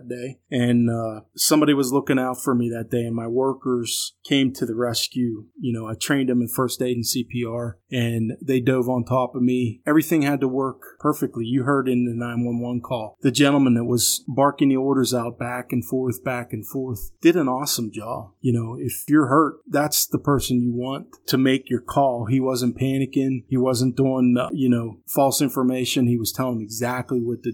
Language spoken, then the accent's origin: English; Pittsburgh, Pennsylvania, United States; I was born and raised in Western PA around Pittsburgh area